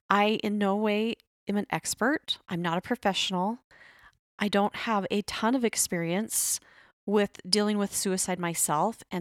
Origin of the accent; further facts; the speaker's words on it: Arizona, United States; born there; in Arizona, then I moved away, then I came back. But yes, I love Arizona.